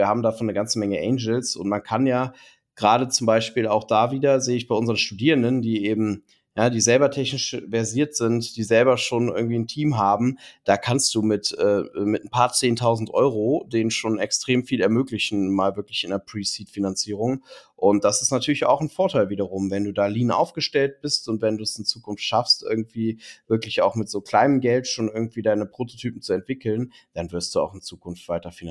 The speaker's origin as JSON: {"language": "German", "town": "Cologne", "region": "North Rhine-Westphalia", "country": "Germany", "lives_now": "Berlin, Germany", "said": "Ich bin, ich bin äh, Kölner und äh, äh, bin eben sehr bewusst nach Berlin gekommen, um die Code hier zu etablieren."}